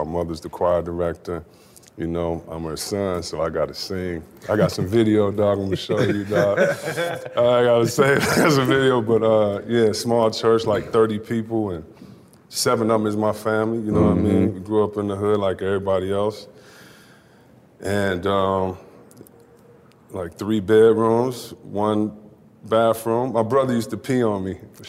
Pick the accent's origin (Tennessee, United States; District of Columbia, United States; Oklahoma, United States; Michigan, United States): Michigan, United States; Detroit; So I grew up in Detroit.